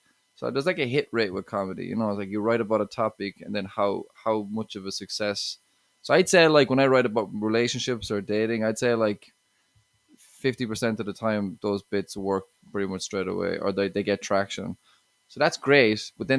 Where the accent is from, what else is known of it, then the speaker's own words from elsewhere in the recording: Ireland; relationships, I talk a good bit about that, exes, and being Irish a bit too, you know.